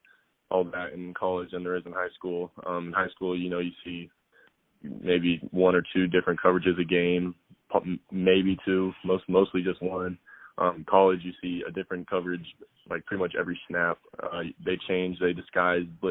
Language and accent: English; Las Vegas, Nevada, United States; I'm from Las Vegas, so it, being a hometown guy